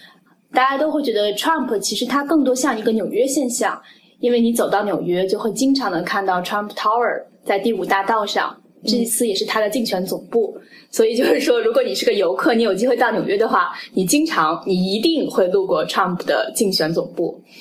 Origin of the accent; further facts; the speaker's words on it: China; now in United States; 对我们一个是在美国的东海岸，一个是在美国的西海岸。然后同时我们又来自所谓东方的中国，来到了所谓西方的美国，所以它有双重含义。